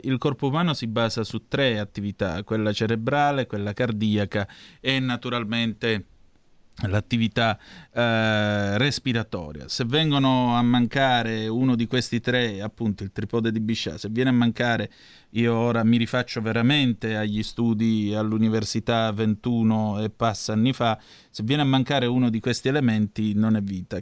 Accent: Vibo Valentia, Calabria, Italy; vengo da Vibo Valencia

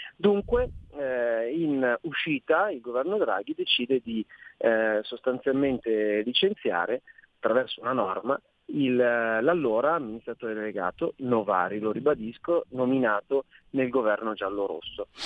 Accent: Milan, Lombardy, Italy; da milanese in quanto eletto a Milano, da milanese in quanto cittadino milanese

